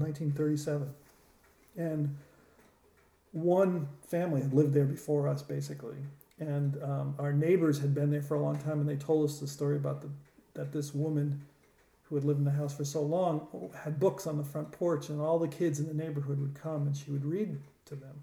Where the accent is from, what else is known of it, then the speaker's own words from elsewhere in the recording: Connecticut, United States; moved away as an adult; now in Los Angeles, United States; originally um, Connecticut